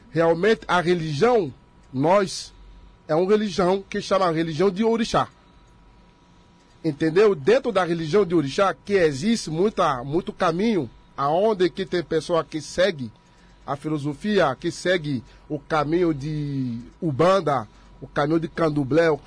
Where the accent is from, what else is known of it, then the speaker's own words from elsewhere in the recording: Benin; Portuguese is a second language; now in Brazil; nós que somos da África, que somos de lá, de Benin, a gente cultua o que chamar a base, o começo de tudo.